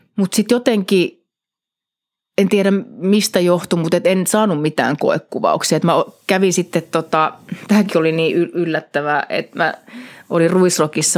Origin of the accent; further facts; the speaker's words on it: Helsinki, Uusimaa, Finland; moved away as an adult; Helsingissä Kannelmäestä kotoisin kuule getosta.